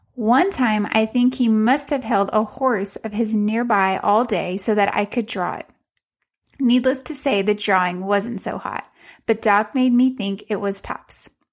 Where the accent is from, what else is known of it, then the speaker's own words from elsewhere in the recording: Central Texas, United States; I'm from Central Texas.